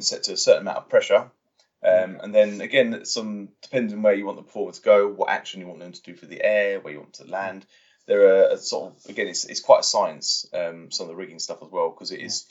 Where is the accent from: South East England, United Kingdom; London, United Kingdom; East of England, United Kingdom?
East of England, United Kingdom; Watford; I grew up in Watford